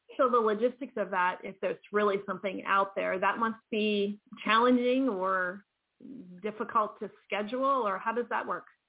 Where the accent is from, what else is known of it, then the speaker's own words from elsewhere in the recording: East Coast, United States; I'm from the East Coast too